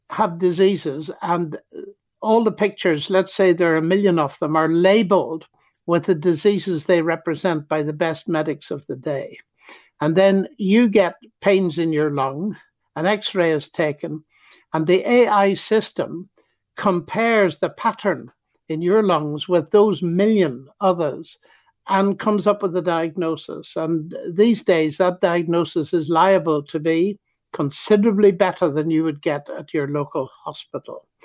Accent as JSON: {"language": "English", "country": "Ireland", "said": "Well, I can't see round corners, even though I'm an Irishman."}